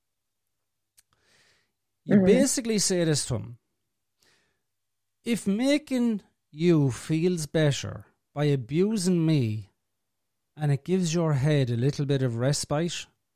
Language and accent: English; Ireland; I'm from Ireland.